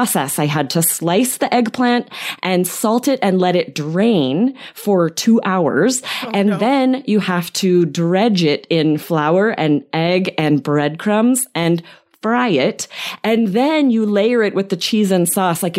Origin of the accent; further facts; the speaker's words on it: Southwest, United States; the foods that we ate in the United States